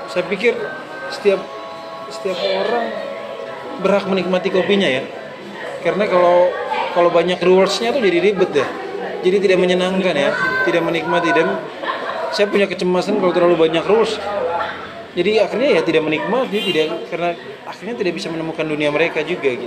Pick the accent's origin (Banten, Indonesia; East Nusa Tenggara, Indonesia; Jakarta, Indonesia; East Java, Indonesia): East Nusa Tenggara, Indonesia; Jadi itu dua kopi yang menurut walaupun saya orang Flores, kami punya kopi juga yang terkenal Manggarai dan Bajawa.